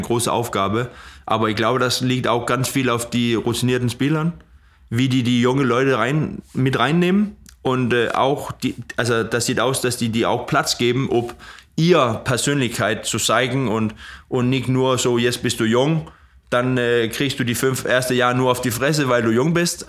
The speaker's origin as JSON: {"language": "German", "town": "Odder", "region": "Central Denmark Region", "country": "Denmark", "second_language": "German", "said": "in Oder, wo ich herkomme"}